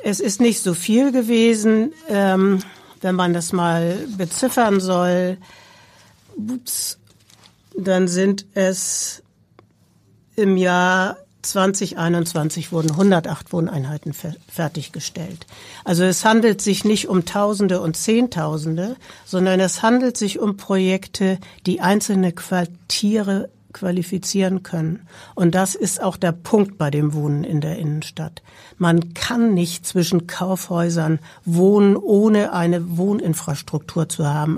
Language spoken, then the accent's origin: German; Hamburg, Germany; also born or lived in Berlin / Baltic Sea coast; Ich bin eine geborene Hamburgerin